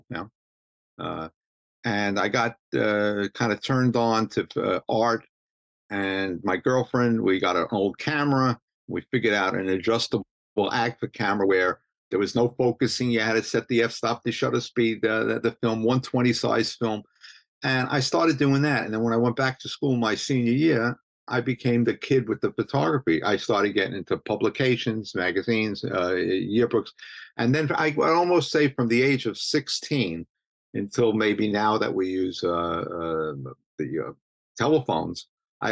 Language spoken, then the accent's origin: English; New York City, New York, United States; accent: Brooklynese; moved away as an adult; now in Staten Island, United States; I'm from Brooklyn, but I'm living in Staten Island